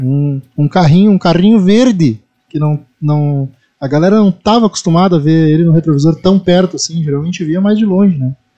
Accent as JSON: {"language": "Portuguese", "area": "the South", "region": "southern Brazil", "country": "Brazil", "said": "É uma expressão que a gente usa muito aqui no Sul"}